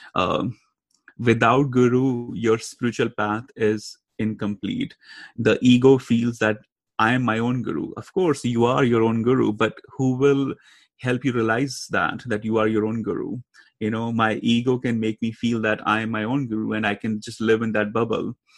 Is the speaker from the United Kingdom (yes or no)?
no; India; now in United States; growing up in India and then moving to US and then traveling everywhere